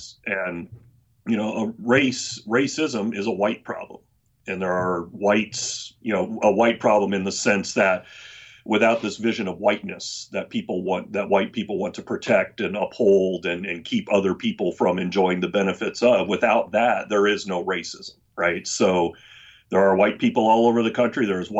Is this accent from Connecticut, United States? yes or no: no; Texas, United States; born there; also born or lived in Oklahoma / Virginia / South Carolina / Florida; I was born in Texas. My dad was an Air Force officer. I've lived in Oklahoma. I've lived in Virginia.